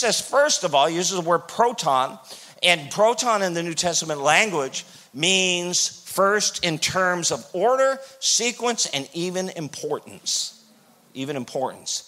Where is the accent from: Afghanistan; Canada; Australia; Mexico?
Canada; I'm from Canada